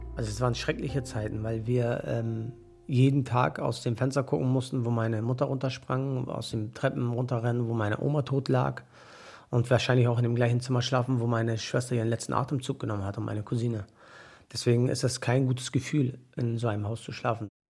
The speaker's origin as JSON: {"language": "German", "town": "Mölln", "region": "Schleswig-Holstein", "country": "Germany", "moved": "yes", "said": "ich bin ehemaliger Möllner"}